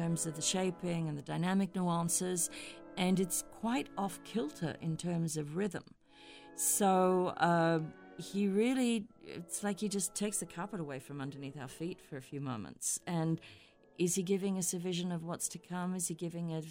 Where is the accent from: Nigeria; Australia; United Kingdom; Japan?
Australia; moved away as an adult; also born or lived in Hamburg, Germany; as an Australian